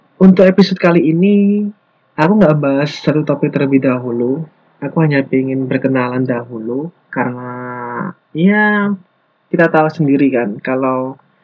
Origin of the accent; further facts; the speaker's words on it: Lumajang, East Java, Indonesia; moved away as an adult; now in Malang, Indonesia; Asal aku dari kota Lumajang, tapi sekarang ini aku lagi menetap di Malang